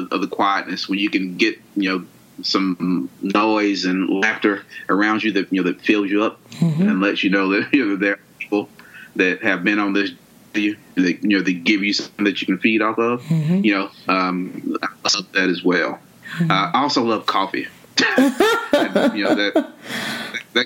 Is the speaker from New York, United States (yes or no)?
no; Monroe, Georgia, United States; I'm from the country. I'm from Monroe, Georgia.